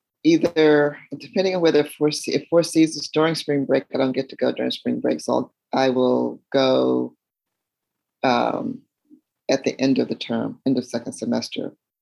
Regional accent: Charlotte, North Carolina, United States; moved away as an adult; also born or lived in Atlanta, Georgia; now in Ohio, United States; I'm from North Carolina. I actually was born in just across the state line in South Carolina, but moved to Charlotte when I was 5 years old, and it's where I grew up. So I do say, yes, I am a Southerner.

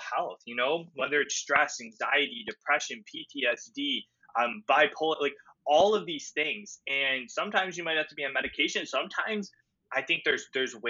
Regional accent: Cleveland, Ohio, United States; I'm from Cleveland, Ohio

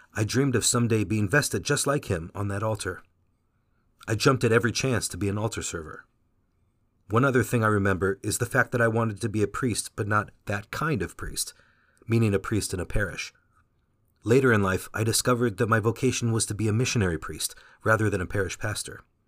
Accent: Fountain Valley, California, United States; first language Vietnamese; English is a second language; I was born in Fountain Valley, California.

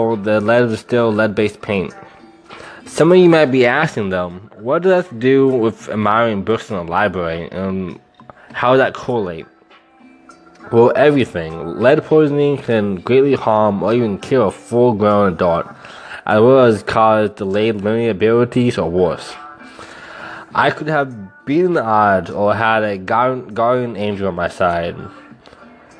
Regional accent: Lawrence, Kansas, United States; moved away as an adult; now in Austin, United States; I'm from Lawrence, Kansas, and now I live in Austin, Texas

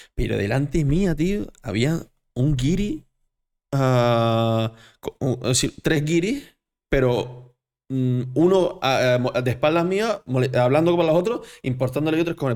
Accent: Canary Islands, Spain; yo soy canario

